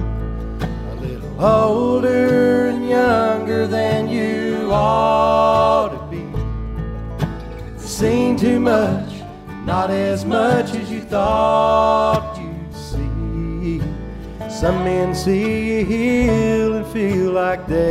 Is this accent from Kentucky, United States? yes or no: no; Western North Carolina, United States; We're from Western North Carolina